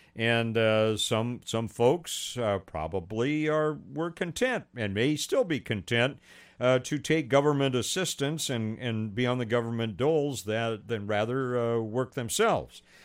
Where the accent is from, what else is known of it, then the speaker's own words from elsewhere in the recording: Pasadena, California, United States; Pasadena, where I grew up. That's my hometown.